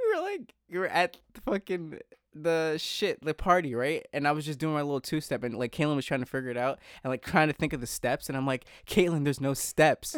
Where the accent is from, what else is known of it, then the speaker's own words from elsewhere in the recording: East Coast, United States; growing up on the East Coast